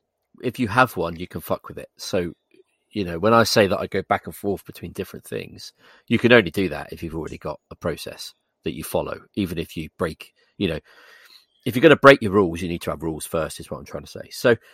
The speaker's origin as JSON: {"language": "English", "region": "England", "country": "United Kingdom", "said": "I'm English."}